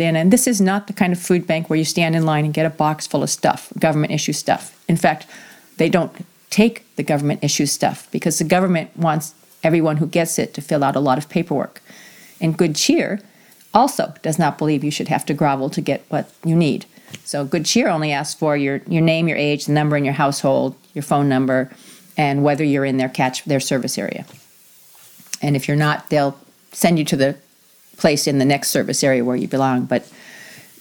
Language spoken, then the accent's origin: English; New England, United States; now in South Whidbey, United States; I grew up in New England where there is somewhat of a caste system.